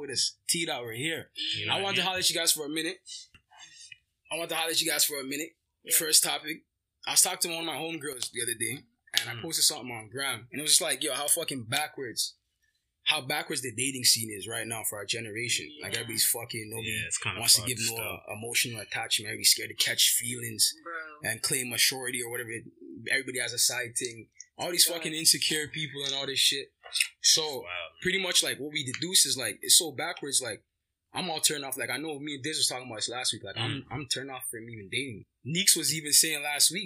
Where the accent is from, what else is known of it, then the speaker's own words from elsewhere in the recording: Toronto, Ontario, Canada; We're just some young kids from Toronto with Afro-Caribbean backgrounds.